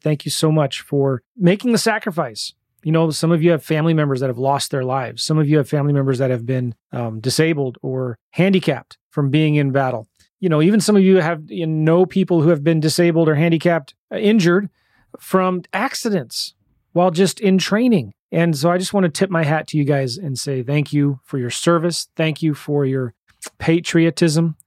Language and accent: English; United States; I'm just so grateful and thankful to be born here in the United States.